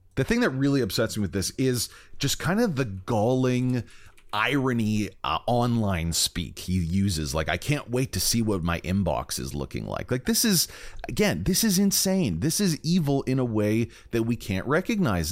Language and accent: English; Canada